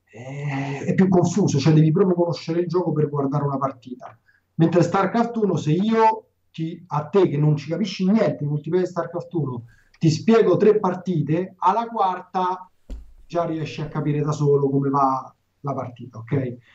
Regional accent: Calabria, Italy; E fondamentalmente sono un calabrese, e quindi rosico facile.

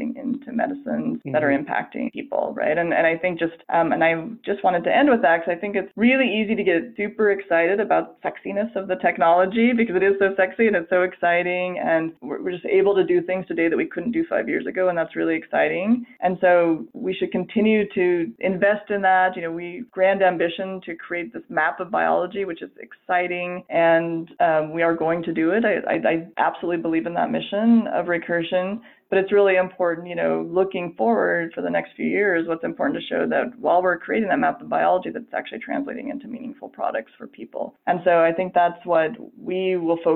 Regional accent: Colorado, United States; also born or lived in San Francisco; now in Salt Lake City, United States; I am actually originally from Colorado

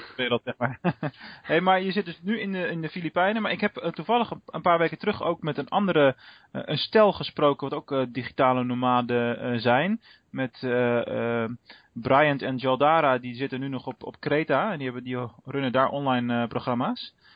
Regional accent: Rotterdam, South Holland, Netherlands; moved away as an adult; now in Venlo, Netherlands; mijn thuisbasis ligt in, in Rotterdam. Eh, hoewel we nu, ik nu al ruim 10, 11 jaar in, eh, in Venlo eh, werk en woon

